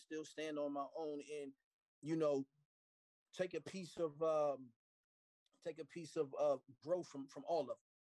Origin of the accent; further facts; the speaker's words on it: Phoenix, Arizona, United States; also born or lived in Philadelphia, Pennsylvania; I'm a kid from Phoenix, Arizona